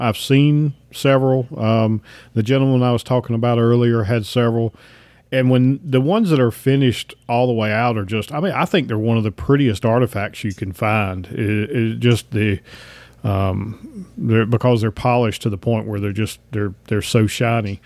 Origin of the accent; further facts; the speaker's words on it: Piedmont, North Carolina-Virginia border, United States; I grew up right on the North Carolina-Virginia border, about in the middle part of the Piedmont of the state